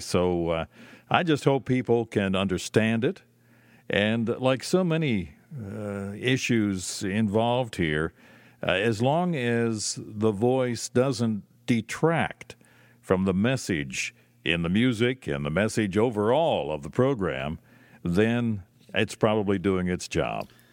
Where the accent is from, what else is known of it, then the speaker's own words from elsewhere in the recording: Lancaster, Pennsylvania, United States; it was not available in my hometown. It was not available in Lancaster